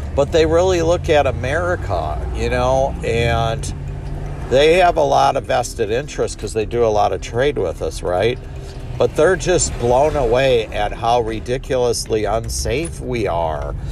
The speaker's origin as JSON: {"language": "English", "country": "United States", "said": "I am an American"}